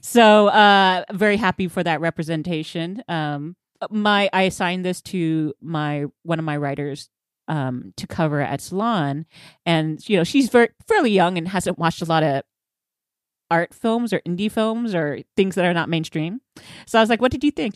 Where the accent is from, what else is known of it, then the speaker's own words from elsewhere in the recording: Texas, United States; being Texan